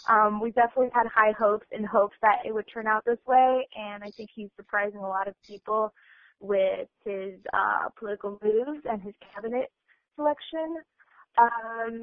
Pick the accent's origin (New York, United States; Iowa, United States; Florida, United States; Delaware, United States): Florida, United States; Miami; I'm from Miami, and I live around a lot of Cubans